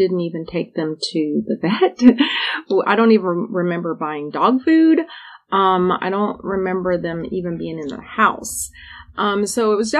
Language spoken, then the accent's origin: English; Houston, Texas, United States; I'm a native Houstonian. I grew up in East End, and I actually was raised in Second Ward